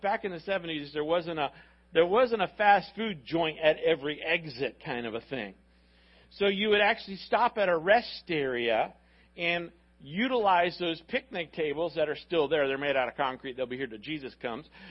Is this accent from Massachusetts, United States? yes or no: no; Miami, Florida, United States